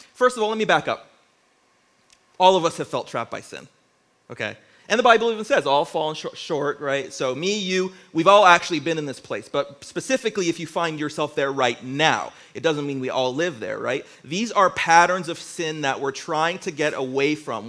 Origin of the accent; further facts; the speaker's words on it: Windsor, Ontario, Canada; moved away as an adult; now in Niagara region, Canada; I'm originally from Windsor, Ontario